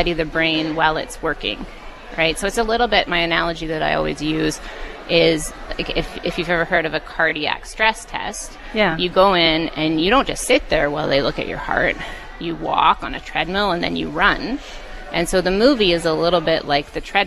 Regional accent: Vernon, British Columbia, Canada; I grew up in Vernon

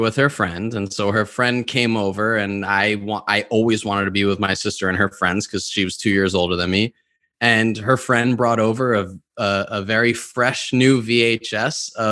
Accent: New York, United States; I grew up in New York, where there are very little to no tornadoes

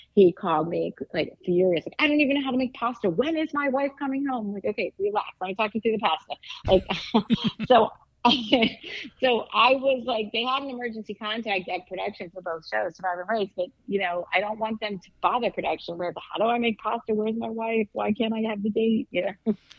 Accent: East Coast, United States; I'm from the East Coast

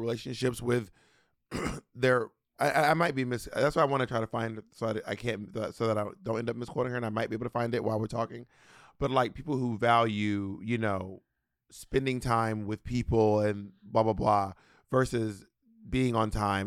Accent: Atlanta, Georgia, United States; moved away; also born or lived in Long Island; I grew up in Atlanta

